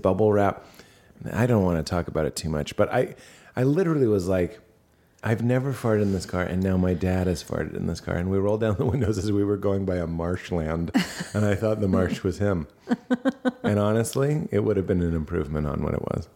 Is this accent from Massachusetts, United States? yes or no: yes; Boston, Massachusetts, United States; moved away; Boston, my hometown